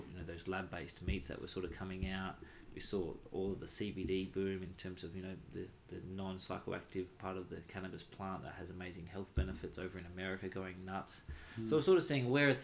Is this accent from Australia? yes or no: yes; Australia; being Australian